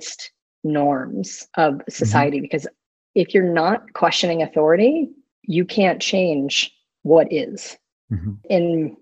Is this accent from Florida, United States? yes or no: yes; Florida, United States; now in Austin, United States; I grew up with a grandfather who was deeply into the Baptist church growing up in Florida